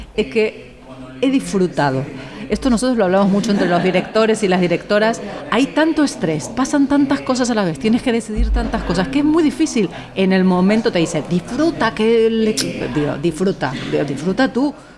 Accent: Argentina; now in Spain; Argentina, que es donde yo nací, donde me, me late el corazón muy fuerte

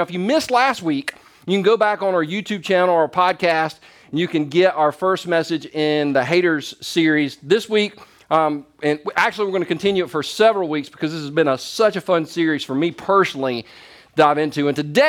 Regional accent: Easley, South Carolina, United States; I grew up in Easley, South Carolina, and for some of you, this is going to be hard to even imagine.

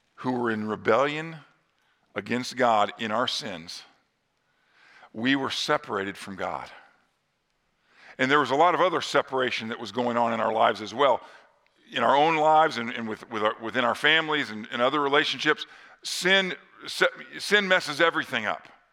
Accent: northern Indiana, United States; near my hometown in northern Indiana

